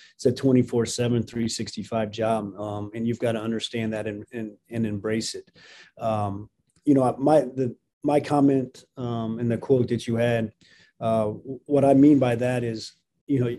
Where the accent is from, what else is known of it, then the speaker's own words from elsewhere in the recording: Jasper, Indiana, United States; moved away as an adult; also born or lived in Nebraska / Los Angeles, California; growing up here